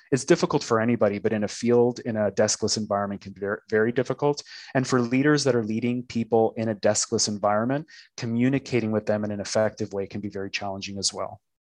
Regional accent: Toronto, Ontario, Canada; moved away as an adult; now in Tulsa, United States; I'm Canadian, living currently in Tulsa, Oklahoma, but I'm originally Canadian from Toronto, Canada.

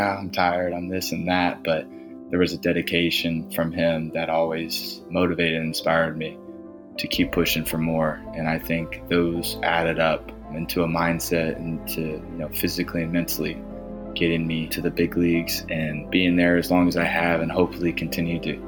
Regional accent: DeLand, Florida, United States; growing up in DeLand, Florida, as a young kiddo

